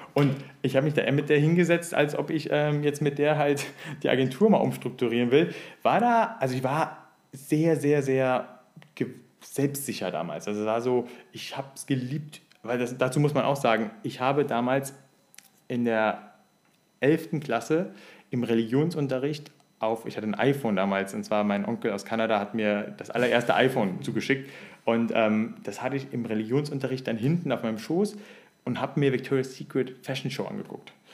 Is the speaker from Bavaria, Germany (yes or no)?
no; Siegen, North Rhine-Westphalia, Germany; moved away as an adult; so mit 18, 19 richtig schön, bevor ich halt äh, weggegangen bin aus Siegen